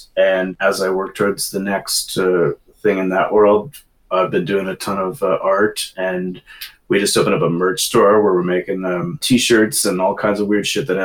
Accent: the Northwest, Pacific Northwest, United States; moved away as an adult; also born or lived in Los Angeles / New York; I really missed a lot of what we grew up with here in the Northwest

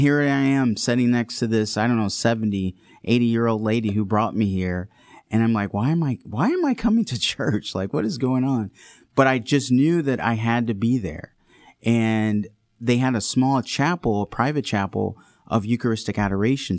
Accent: Redford, Michigan, United States; also born or lived in Saint Louis, Missouri; I grew up here in Detroit, uh, mainly Redford, Michigan is where I grew up on the west side

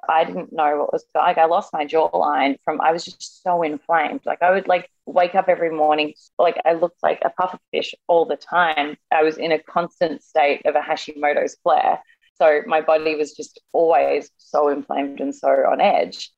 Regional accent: Australia; now in New York, United States; I'm Australian as well

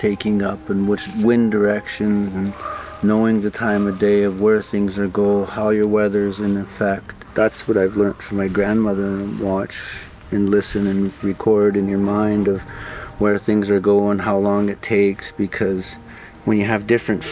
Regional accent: Deadman's Creek Valley, British Columbia, Canada; I'm from Deadman's Creek Valley. People call it Skeechesin now

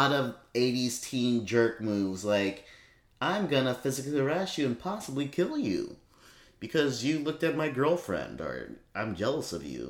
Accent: North Carolina, United States; born or raised there

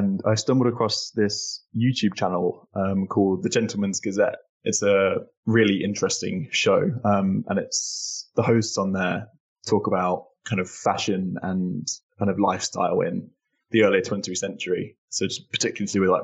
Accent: Northamptonshire, East Midlands, United Kingdom; also born or lived in Sydney, Australia; I was born in Sydney, but grew up most of my life in Northamptonshire in England.

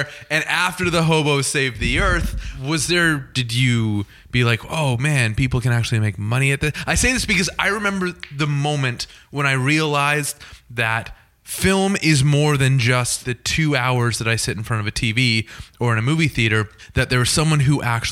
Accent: Newmarket, Ontario, Canada; we grew up in rival towns in southern Ontario. I'm a Newmarket, Ontario boy.

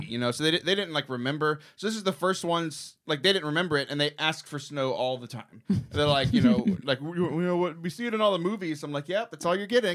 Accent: Texas, United States; also born or lived in Houston; we're Texan

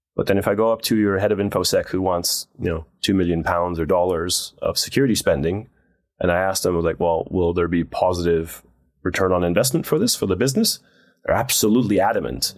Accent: Netherlands; moved away as an adult; also born or lived in United States; I grew up in Holland

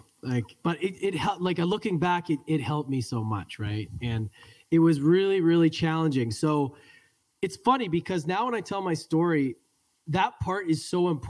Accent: Edmonton, Alberta, Canada; I was born and raised in Edmonton, Alberta, Canada, which is a very cold hockey city.

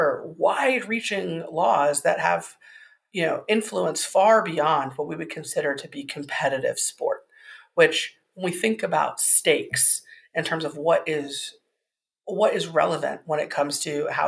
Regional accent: Indiana, United States; my home state of Indiana

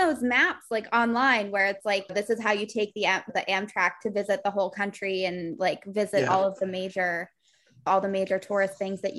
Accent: Boston, Massachusetts, United States; also born or lived in New York; now in France; I'm from Boston originally, and I went to school in New York.

